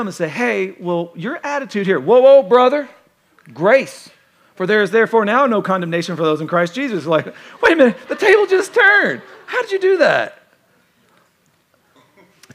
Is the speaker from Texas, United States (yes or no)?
no; Kentucky, United States; I'm from Kentucky